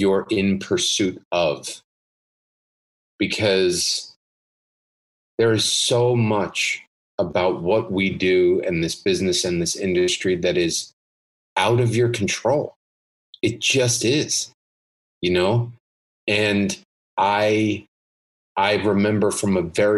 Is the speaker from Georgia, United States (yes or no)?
no; New Jersey, United States; I'm from New Jersey